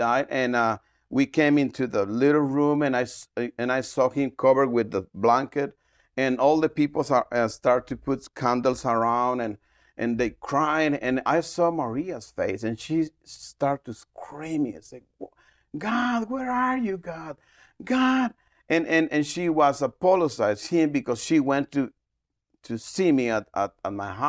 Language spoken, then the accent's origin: English; Guatemala City, Guatemala Department, Guatemala; English is a second language; moved away as an adult; I'm from Guatemala City, and we moved to Paramos like 20 years ago to establish a church we call Restoring the Family Ministry.